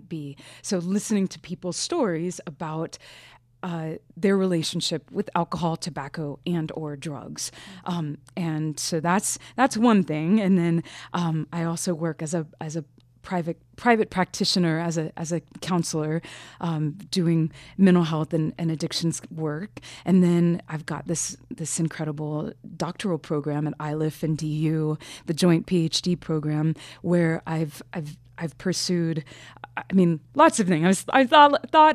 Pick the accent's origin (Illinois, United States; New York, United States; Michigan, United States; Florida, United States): Florida, United States; Tampa; my hometown, Tampa